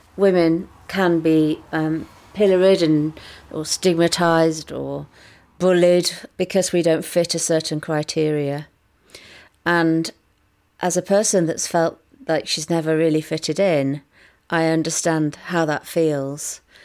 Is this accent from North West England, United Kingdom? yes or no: yes; just outside of Manchester, North West England, United Kingdom; I grew up just outside of Manchester